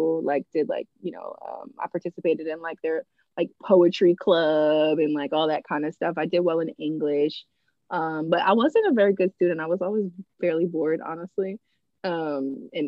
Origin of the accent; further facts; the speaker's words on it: East Coast, United States; also born or lived in Philadelphia (family); I'm from the East Coast